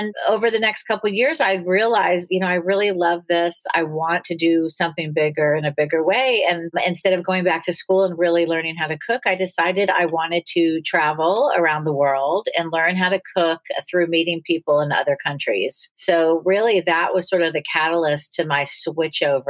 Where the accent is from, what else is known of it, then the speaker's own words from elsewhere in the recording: Los Angeles, California, United States; moved away as an adult; also born or lived in Pittsburgh, Pennsylvania / New York; now in Atlanta, United States; I ended up moving to Los Angeles with her